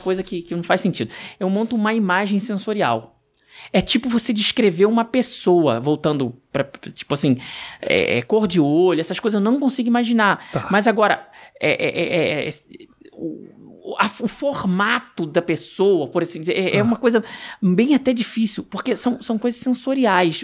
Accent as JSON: {"language": "Portuguese", "region": "Rio de Janeiro", "country": "Brazil", "said": "sou carioca"}